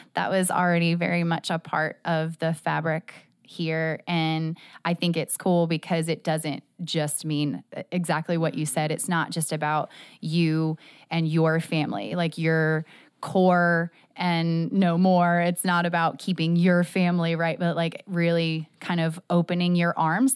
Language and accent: English; Jacksonville, Florida, United States; I am a Jacksonville native